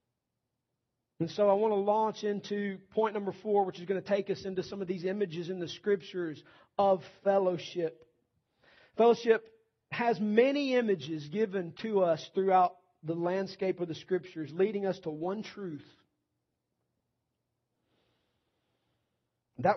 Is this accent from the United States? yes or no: yes; the South, United States; Nearly every church I was ever walking into at any point in time growing up in the South